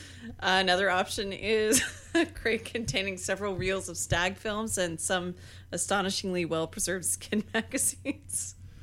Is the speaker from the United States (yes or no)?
yes; Weiser, Idaho, United States; in my hometown of Weezer, Idaho